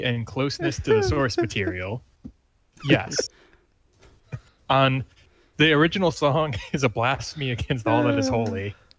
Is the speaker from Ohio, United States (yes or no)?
no; Detroit, Michigan, United States; I grew up in Southwest Detroit, which is